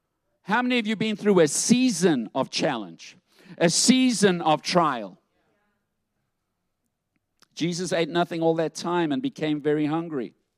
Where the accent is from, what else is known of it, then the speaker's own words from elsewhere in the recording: South Africa; And I had a thicker accent. You know, I'm from South Africa. That's gone too. It's watered down, yes. Yeah, it's blended.